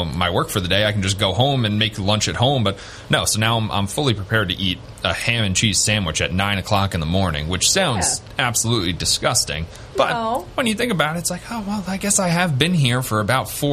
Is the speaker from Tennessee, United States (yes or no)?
no; Long Island, New York, United States; now in Southern Tier, New York, United States; we're from Long Island. We don't get bobcats on Long Island